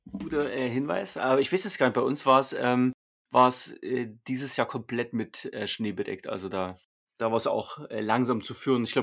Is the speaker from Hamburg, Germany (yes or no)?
no; Dresden, Saxony, Germany; Ich komme aus Dresden, kann man sagen, ja.